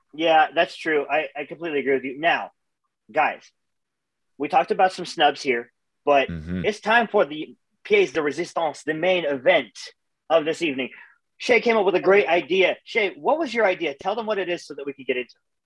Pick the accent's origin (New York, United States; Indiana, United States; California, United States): California, United States; Los Angeles; I'm from Los Angeles